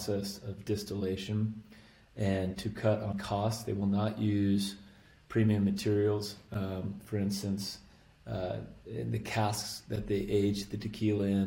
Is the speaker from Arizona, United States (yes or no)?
yes; Arizona, United States; I grew up right on the Mexican border of Arizona